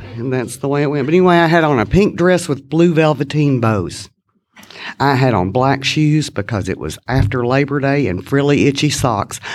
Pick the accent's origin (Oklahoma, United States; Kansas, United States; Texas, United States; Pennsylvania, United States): Texas, United States; Kilgore; I was born in East Texas, a little town in East Texas, Kilgore, Texas, to be exact.